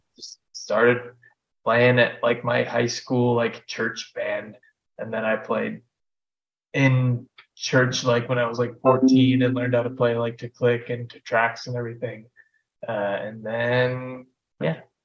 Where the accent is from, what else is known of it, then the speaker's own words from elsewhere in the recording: Venice, Florida, United States; I grew up in Venice, Florida, basically a retirement community